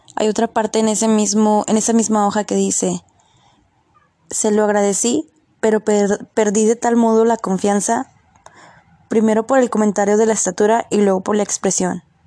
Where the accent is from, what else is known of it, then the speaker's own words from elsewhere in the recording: Mexico; como buen mexicano